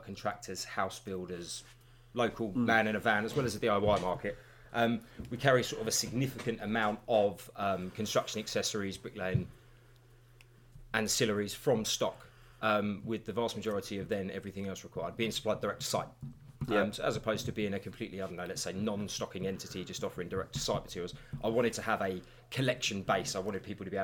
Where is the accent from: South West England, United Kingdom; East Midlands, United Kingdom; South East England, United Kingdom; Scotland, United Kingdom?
South East England, United Kingdom; West Sussex; also born or lived in Uckfield; I was born and raised in West Sussex